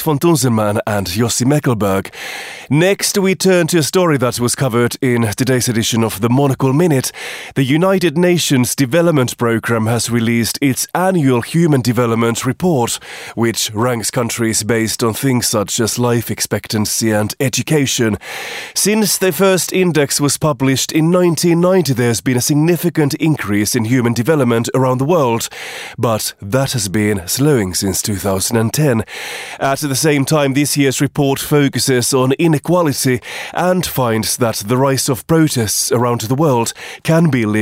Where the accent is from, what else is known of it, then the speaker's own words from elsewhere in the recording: Finland; moved away; my home country of Finland